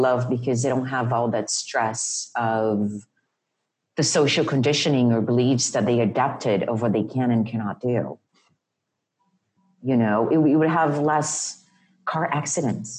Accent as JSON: {"language": "English", "region": "Rio de Janeiro", "country": "Brazil", "tie": "born or raised there", "moved": "yes", "said": "And I grew up in Rio."}